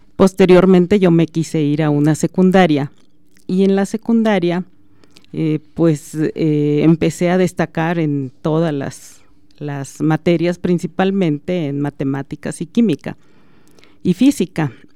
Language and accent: Spanish; Aguascalientes, Mexico; moved away as an adult; now in Celaya, Mexico; yo soy originaria de Aguascalientes